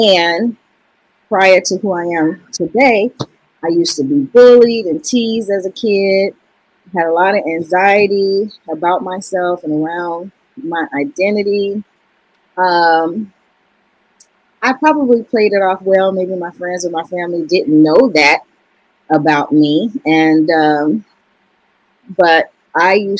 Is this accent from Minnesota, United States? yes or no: no; Chicago, Illinois, United States; moved away as an adult; also born or lived in Wisconsin; now in California, United States; I'm originally from Chicago, Chi-Town, Southside. I was born and raised in Wentworth Garden, the one on 39th